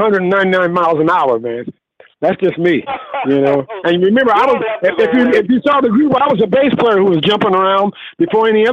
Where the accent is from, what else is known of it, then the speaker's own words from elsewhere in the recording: Illinois, United States; moved away as an adult; also born or lived in Los Angeles; I'm originally from Illinois. I'm back in Illinois right now.